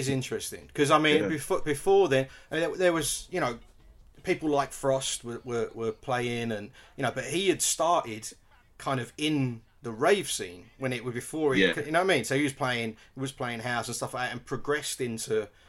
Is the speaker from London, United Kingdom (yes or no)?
yes; Stratford, London, United Kingdom; And I'm originally from Stratford, and then you know you got so many other with Shut Up and Dance and Hype and that kind of that ushered in that breakbeat style of music from East London.